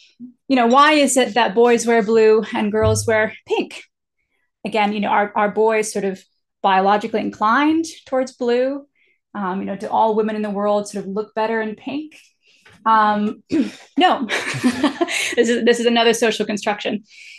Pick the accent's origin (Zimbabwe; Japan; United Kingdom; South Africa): Japan; as an American, I'm socialized into the idea that eye contact communicates, you know, confidence, respect, engagement. But when I grew up in Japan, it's actually extremely disrespectful to make sort of intensive eye contact with somebody